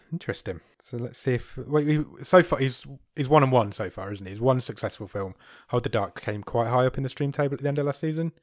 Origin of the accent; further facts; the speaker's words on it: United Kingdom; I'm so British.